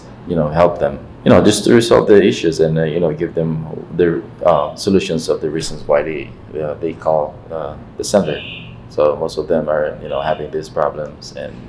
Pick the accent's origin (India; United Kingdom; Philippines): Philippines; me as a Filipino